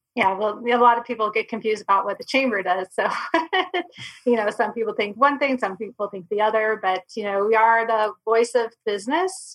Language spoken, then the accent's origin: English; Michigan, United States; moved away as an adult; also born or lived in Florida / Sitka, Alaska; now in Arizona, United States; I was born and raised in Michigan